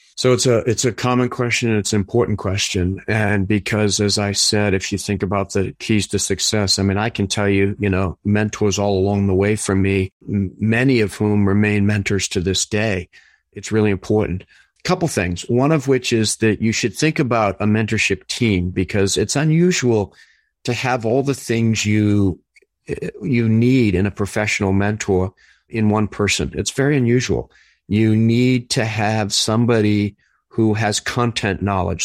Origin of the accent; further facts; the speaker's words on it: Somerville, Massachusetts, United States; moved away; I grew up in Winter Hill